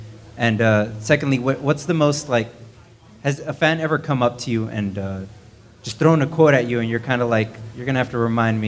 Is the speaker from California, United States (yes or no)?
yes; San Jose, California, United States; I'm from San Jose, California.